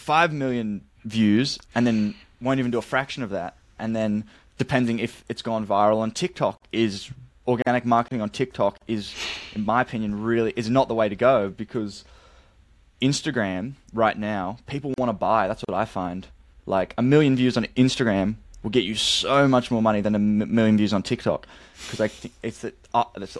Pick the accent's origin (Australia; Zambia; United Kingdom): Australia; I'm from Australia